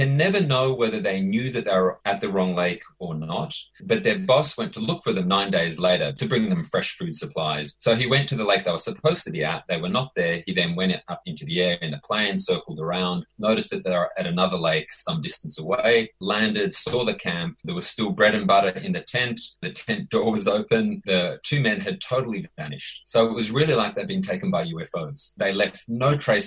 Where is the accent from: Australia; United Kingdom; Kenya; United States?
Australia; I'm Australian